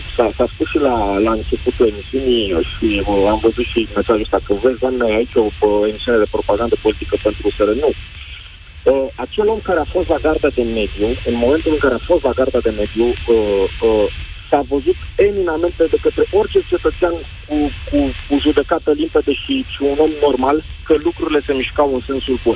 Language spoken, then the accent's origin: Romanian; Brașov, Brașov County, Romania; sunt din Brașov, sunt brașovean